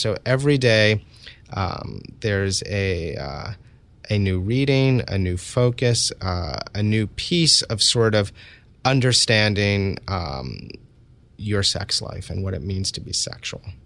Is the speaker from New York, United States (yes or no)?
yes; New York City, New York, United States; I was, uh, born and raised in New York City